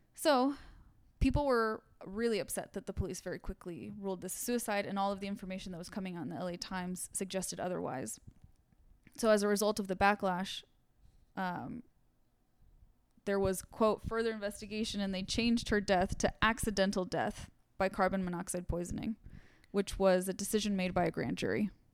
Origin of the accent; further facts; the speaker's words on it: Santa Monica, California, United States; I grew up in Santa Monica